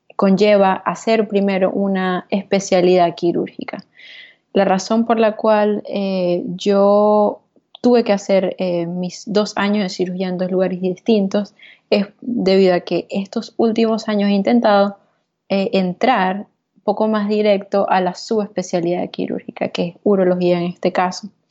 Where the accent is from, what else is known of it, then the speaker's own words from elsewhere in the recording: Venezuela; moved away as an adult; also born or lived in Texas; now in New York, United States; la experiencia que vivía en Venezuela, la experiencia que vivía en mi país